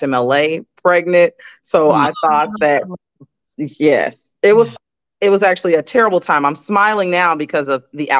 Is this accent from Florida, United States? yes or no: yes; South Florida, United States; moved away as an adult; also born or lived in Oklahoma / Houston, Texas; now in Omaha, United States; I was raised in South Florida, went to school in Oklahoma, and then the railroad recruited me right out of college